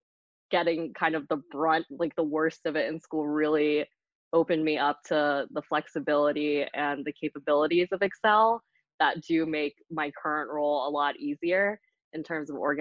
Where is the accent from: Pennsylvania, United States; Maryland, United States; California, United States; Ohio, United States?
Pennsylvania, United States; Hummelstown; also born or lived in Vietnam (parents); now in Lancaster, United States; I grew up just right outside of Hershey in Hummelstown, PA.